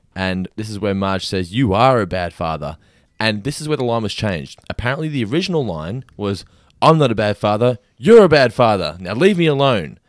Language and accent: English; Australia; I'm Australian